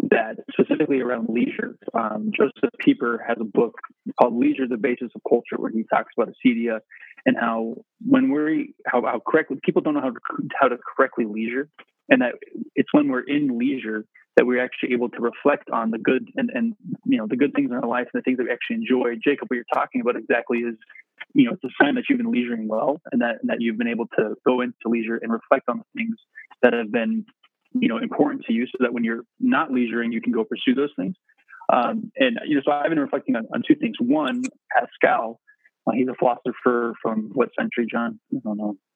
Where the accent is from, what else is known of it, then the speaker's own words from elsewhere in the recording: England, United Kingdom; Uh, we're English, so John and I were taught a cheetia